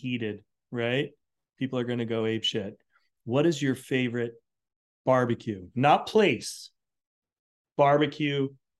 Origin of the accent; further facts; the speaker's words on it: New England, United States; I grew up in New England, man.